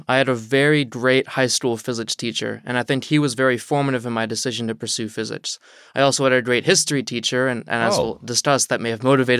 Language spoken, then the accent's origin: English; Chesapeake, Virginia, United States; So I'm from Southeast Virginia, from a little city called Chesapeake. I grew up with my mom.